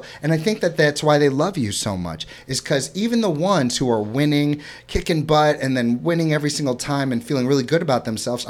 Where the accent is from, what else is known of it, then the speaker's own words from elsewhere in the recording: St. Louis, Missouri, United States; also born or lived in Florida; I'm from Florida, I'm from St. Louis, Missouri.